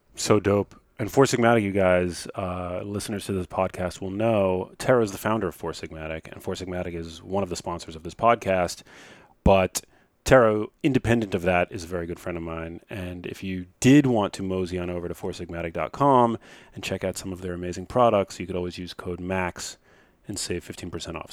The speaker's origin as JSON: {"language": "English", "town": "New York City", "region": "New York", "country": "United States", "tie": "born or raised there", "said": "I grew up in New York City"}